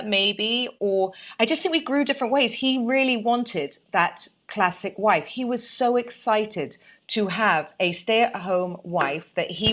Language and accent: English; United Kingdom; I'm British, you see, and I was in boarding school from 7 to 18